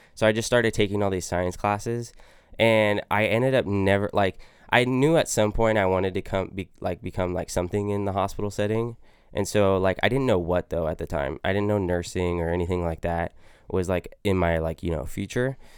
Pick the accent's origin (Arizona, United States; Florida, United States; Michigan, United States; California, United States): California, United States; Modesto; also born or lived in Santa Clara, California; I grew up in Modesto, California. We moved there when I was about five or six, I believe